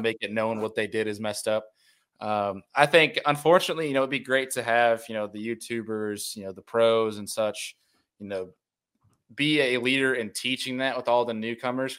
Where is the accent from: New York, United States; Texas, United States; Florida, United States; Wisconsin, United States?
New York, United States; Rochester; moved away as an adult; also born or lived in Finger Lakes, New York; now in Buffalo, United States; I grew up in Rochester, New York